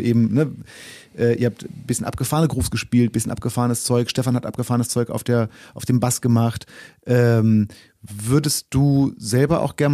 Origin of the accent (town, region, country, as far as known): Braunschweig, Lower Saxony, Germany; born or raised there